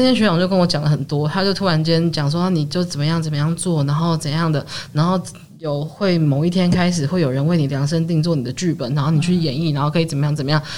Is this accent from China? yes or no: no; Sanchong, New Taipei, Taiwan; 我念台大嘛，然后我是在三重天台大的，的， 的小孩